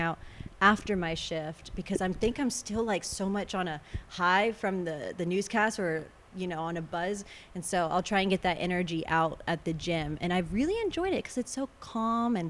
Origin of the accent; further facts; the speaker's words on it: Corpus Christi, Texas, United States; also born or lived in Sinton, Texas / Lubbock, Texas / Austin, Texas; I grew up in Corpus up until age probably 14 is when we actually moved to Sinton.